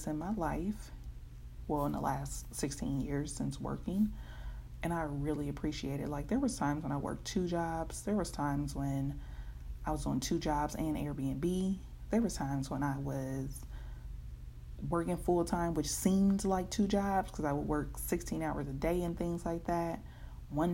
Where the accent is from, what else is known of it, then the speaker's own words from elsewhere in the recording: Oakland, California, United States; also born or lived in Union City, California; I'm from Oakland, born and raised partly. I was definitely born there. I lived in Oakland until 8th grade, where we relocated to Union City